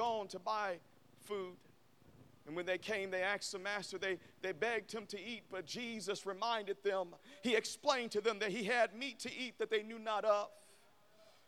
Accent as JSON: {"language": "English", "town": "Memphis", "region": "Tennessee", "country": "United States", "said": "I'm from Memphis"}